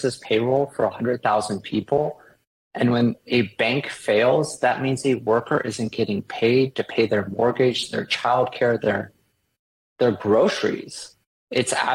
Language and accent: English; United States; As an American